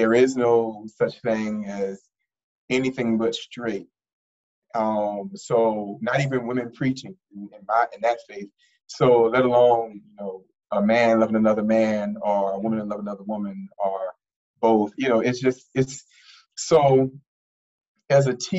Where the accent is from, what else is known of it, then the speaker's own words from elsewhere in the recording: New Orleans, Louisiana, United States; moved away as an adult; now in Washington, D.C., United States; I'm from New Orleans, Louisiana, born and raised in the Lower Ninth Ward of New Orleans